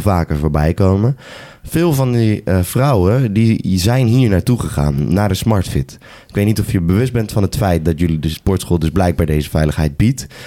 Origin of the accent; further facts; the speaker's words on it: Apeldoorn, Gelderland, Netherlands; bij ons in Apeldoorn, Mount Olympus, de, de hometown, the place to be